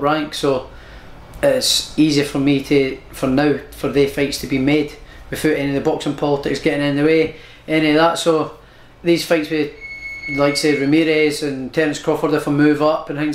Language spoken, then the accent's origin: English; Prestonpans, Scotland, United Kingdom; I'm from Preston Pans.